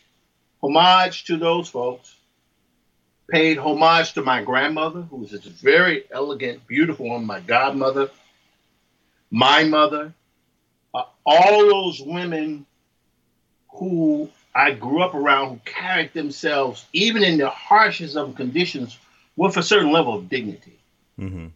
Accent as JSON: {"language": "English", "region": "Mississippi", "country": "United States", "tie": "born or raised there", "said": "I'm from Mississippi. I grew up literally across the street from a cotton field."}